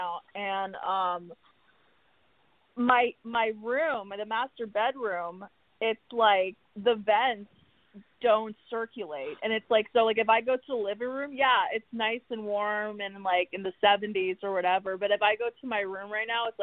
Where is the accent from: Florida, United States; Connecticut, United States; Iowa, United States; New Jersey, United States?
Florida, United States; Miami; now in Los Angeles, United States; I'm from Miami.